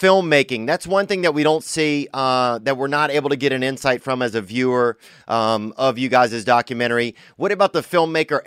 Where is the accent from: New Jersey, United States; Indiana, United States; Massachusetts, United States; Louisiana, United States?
Louisiana, United States; I grew up in Louisiana.